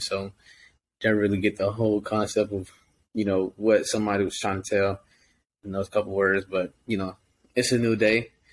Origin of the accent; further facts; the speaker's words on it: Georgia, United States; moved away; I'm from Georgia